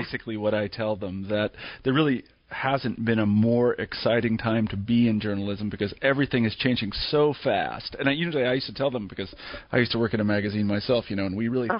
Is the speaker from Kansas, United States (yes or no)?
yes; Kansas, United States; I grew up in Kansas